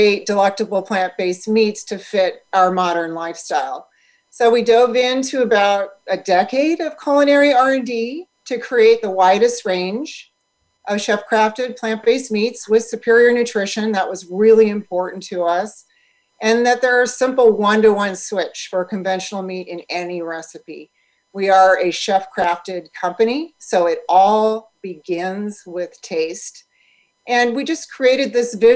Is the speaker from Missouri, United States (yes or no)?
yes; St. Louis, Missouri, United States; moved away as an adult; now in Santa Barbara, United States; we grew up in St. Louis, Missouri, which is where our production facility and our offices are located